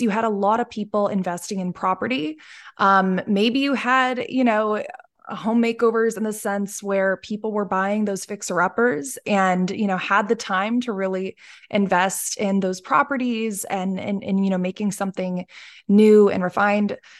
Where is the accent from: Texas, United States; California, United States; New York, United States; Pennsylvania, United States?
Pennsylvania, United States; Dallas; I'm from Dallas, Pennsylvania